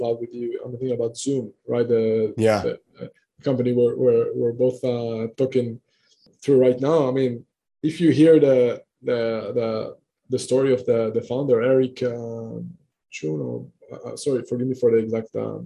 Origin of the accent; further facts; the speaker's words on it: Israel; moved away; I'm coming originally from Israel. Right now I'm coming all over the place